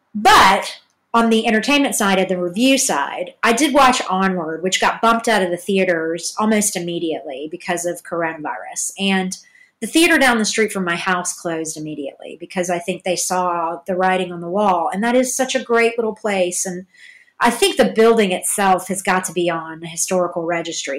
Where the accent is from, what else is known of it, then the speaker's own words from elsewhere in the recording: Georgia, United States; also born or lived in Hollywood; now in Los Angeles, United States; I'm from Georgia